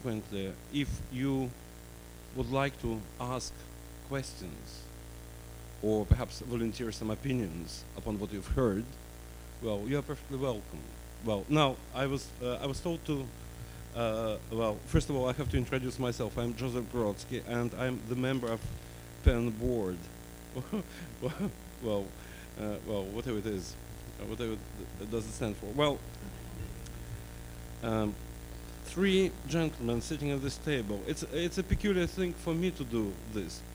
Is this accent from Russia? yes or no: yes; Russia; English is a second language; moved away as an adult